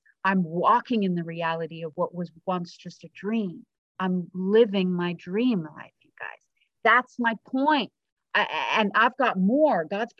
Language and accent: English; South Africa; I'm from South Africa, so once in a while I have an accent, but awesome. Most of the time I don't.